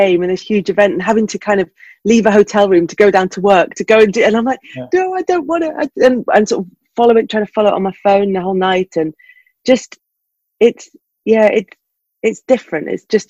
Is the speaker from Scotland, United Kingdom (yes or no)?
yes; Glasgow, Scotland, United Kingdom; yes, my mum's Scottish, and I was born in Glasgow.